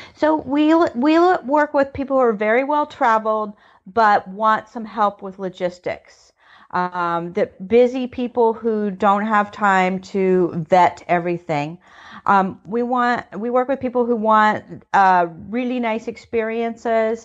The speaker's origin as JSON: {"language": "English", "country": "United States", "said": "I'm American. I, I I, on my family's many generations here"}